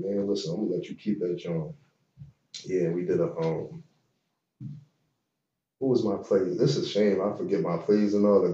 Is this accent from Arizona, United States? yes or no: no; Philadelphia, Pennsylvania, United States; I'm from Uptown. I'm from Uptown, but I'm from West Philly too.